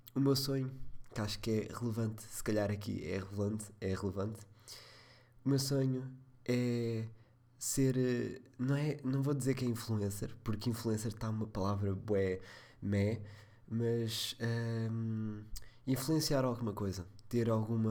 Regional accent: Leiria, Leiria District, Portugal; sou de Leiria

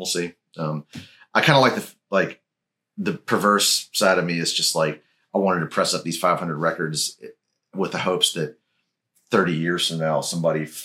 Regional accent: Memphis, Tennessee, United States; I'm from Memphis

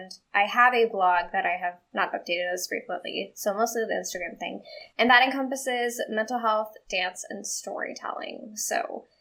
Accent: Texas, United States; moved away; my hometown in Texas, which is a small town in Texas

